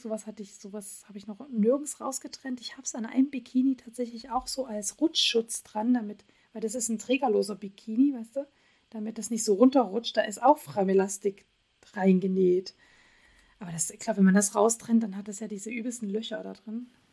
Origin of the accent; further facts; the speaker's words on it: Dresden, Saxony, Germany; born or raised there; now in Göttingen, Germany